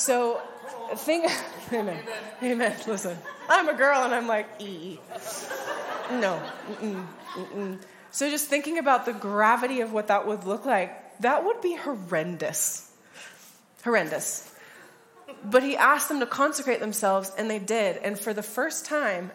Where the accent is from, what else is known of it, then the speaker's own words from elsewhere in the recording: United States; I'm from the States as well.